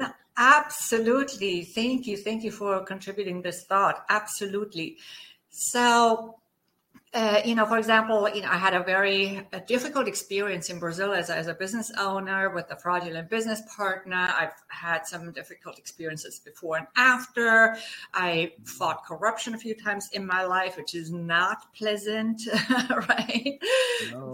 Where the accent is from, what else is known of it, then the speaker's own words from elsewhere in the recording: Germany; accent: German; English is a second language; moved away; as my accent may have given away, I'm German. so I grew up on a small farm